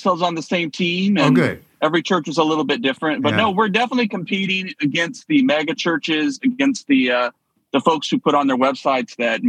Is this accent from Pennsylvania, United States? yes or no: no; Anadarko, Oklahoma, United States; also born or lived in East Coast; now in Orange County, United States; I'm from Oklahoma, Bible Belt.